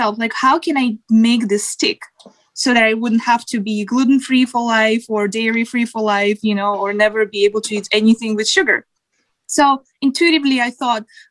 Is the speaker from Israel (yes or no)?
no; Siberia, Russia; moved away as an adult; now in United States; I grew up in Siberia.